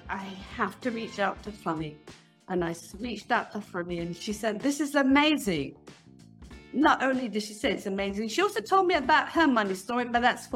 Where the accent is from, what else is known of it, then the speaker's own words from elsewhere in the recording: England, United Kingdom; now in Israel; I am originally from England. I've been living in Israel for 40 years.